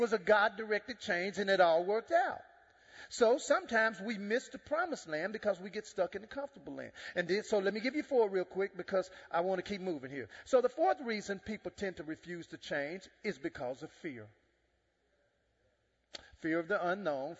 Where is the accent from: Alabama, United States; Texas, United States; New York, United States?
Texas, United States; Dallas; also born or lived in Jamaica; I'm from Dallas.